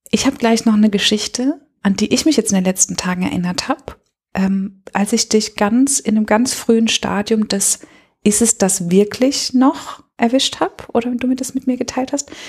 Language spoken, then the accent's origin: German; Stade, Lower Saxony, Germany; Ja, ich komme ursprünglich aus Norddeutschland, aus der Nähe von Stade. Das ähm, liegt zwischen Hamburg und Cuxhaven.